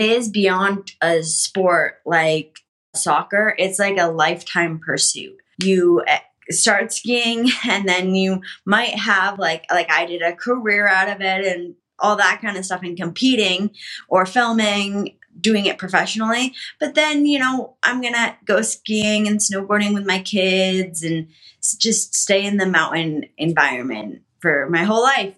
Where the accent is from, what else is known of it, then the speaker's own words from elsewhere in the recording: Connecticut, United States; I grew up in Connecticut